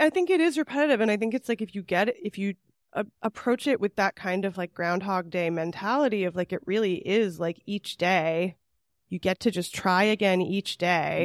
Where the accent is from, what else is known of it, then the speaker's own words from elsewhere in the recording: California, United States; I'm from California